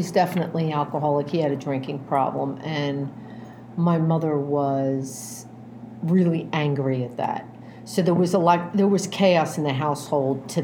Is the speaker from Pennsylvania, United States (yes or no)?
yes; Philadelphia, Pennsylvania, United States; I'm an Irish Catholic kid, right? I was born in Northeast Philadelphia, and I have four older brothers and myself